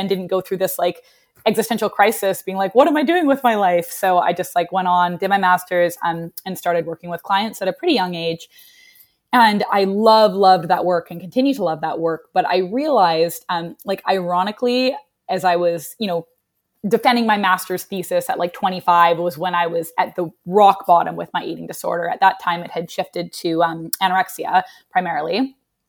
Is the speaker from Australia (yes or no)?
no; Canada; moved away as an adult; also born or lived in Vancouver, British Columbia / Nashville; now in New York, United States; as a Canadian